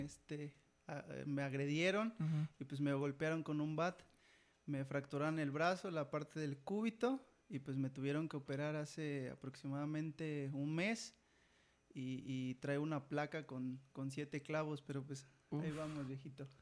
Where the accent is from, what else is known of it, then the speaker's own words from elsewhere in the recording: Jilotepec, Veracruz, Mexico; tengo 27 años y soy de Gilotepec.